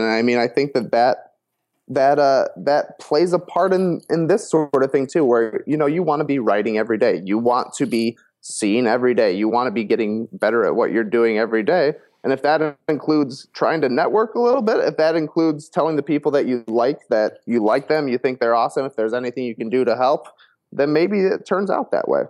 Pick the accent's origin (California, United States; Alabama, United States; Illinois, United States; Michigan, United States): Illinois, United States; Plano; I grew up, um, like I said, Plano. You know, a tiny, tiny town